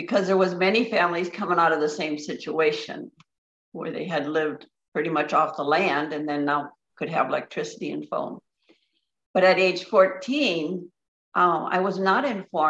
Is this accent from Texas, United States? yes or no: no; Upper Michigan, United States; I grew up in Upper Michigan and surrounded by forest